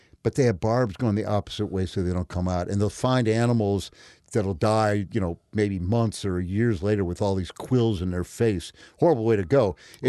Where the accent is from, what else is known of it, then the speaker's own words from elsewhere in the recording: Peoria, Illinois, United States; Well, I was a nature boy as a kid, growing up in Peoria.